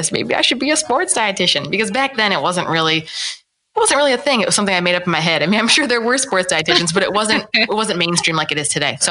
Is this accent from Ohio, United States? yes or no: yes; Ohio, United States; also born or lived in New Orleans, Louisiana; I was born and raised in Ohio, small town Ohio